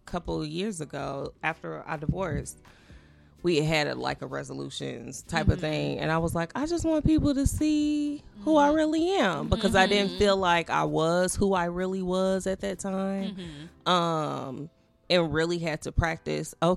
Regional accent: Gary, Indiana, United States; I'm from Gary

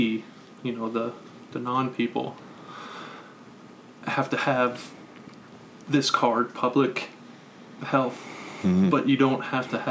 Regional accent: United States; moved away; also born or lived in Middle Eastern country; I'm American.

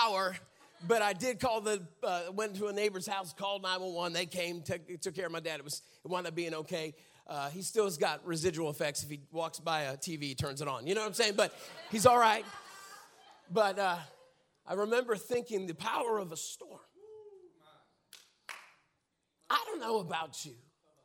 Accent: Pittsburgh, Pennsylvania, United States; moved away; I grew up in Pittsburgh, Pennsylvania. And so grew up right in the city

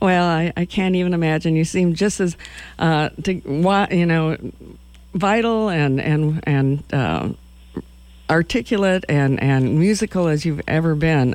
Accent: Madison, Wisconsin, United States; I'm from Madison, Wisconsin

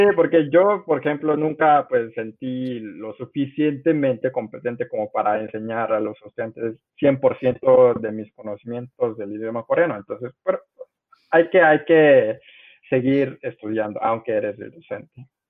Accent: Mexico; accent: Mexican Spanish; also born or lived in South Korea; yo crecí en México, yo crecí

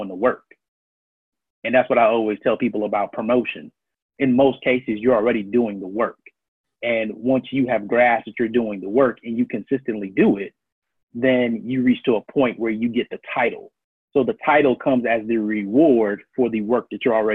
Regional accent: Miami, Florida, United States; moved away as an adult; also born or lived in Brooklyn, New York / Virginia / Maryland / Washington, D.C.; now in Chicago, United States; I was born in Brooklyn, New York, grew up in Miami, worked in Virginia, Maryland, D.C., back down to Jacksonville, St. Augustine area

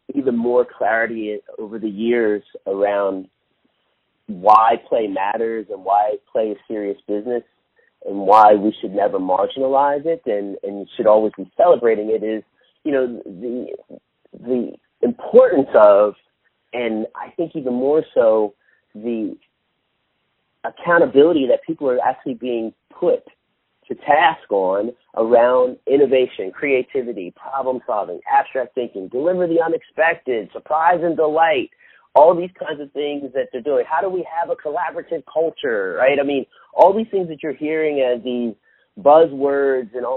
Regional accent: Philadelphia, Pennsylvania, United States; I'm from Philly

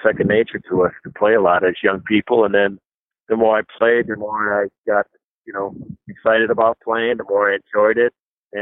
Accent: La Crosse, Wisconsin, United States; that's my hometown. I grew up in La Crosse, Wisconsin.

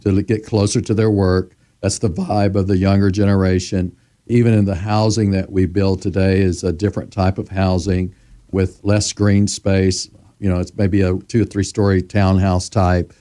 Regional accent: Memphis, Tennessee, United States; I was born in Memphis, Tennessee. I was eleven years old when Doctor Martin Luther King Junior was assassinated

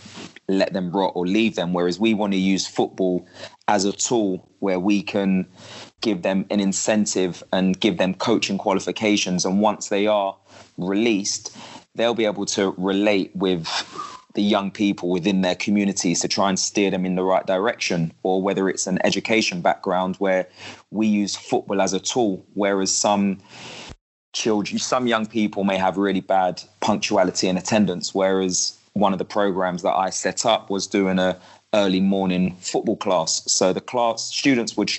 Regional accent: London, United Kingdom; I'm from West London

